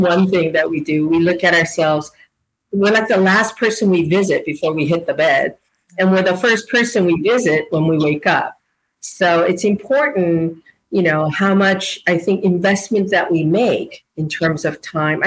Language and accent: English; South Korea; moved away; I was born in Korea